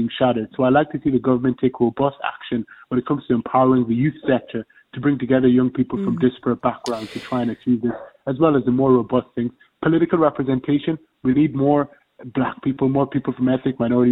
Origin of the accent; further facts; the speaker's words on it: Ireland; as Irish people